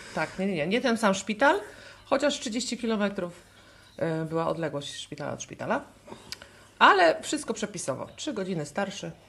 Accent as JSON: {"language": "Polish", "region": "Pomeranian Voivodeship", "country": "Poland", "said": "Kraków jest bardzo, dosyć daleko od nas, bo my jesteśmy z Pomorza"}